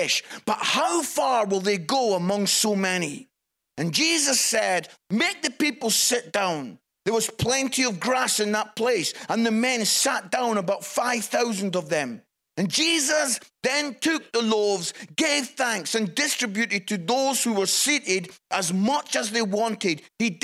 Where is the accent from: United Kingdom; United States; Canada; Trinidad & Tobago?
United Kingdom; Scotland; also born or lived in Yorkshire; now in Nottingham, United Kingdom; it's great being Scottish, living in England